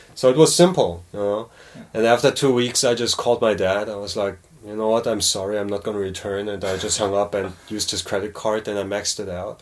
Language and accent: English; Cologne, North Rhine-Westphalia, Germany; moved away as an adult; also born or lived in New York; now in South Korea; I was born and raised in Germany